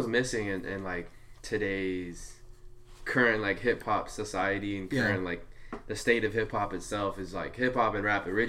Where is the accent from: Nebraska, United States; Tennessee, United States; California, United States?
California, United States; Santa Ana / Orange; also born or lived in Santa Ana, California; I moved from Santa Ana in middle school to the city of Orange, into like more of a suburb area.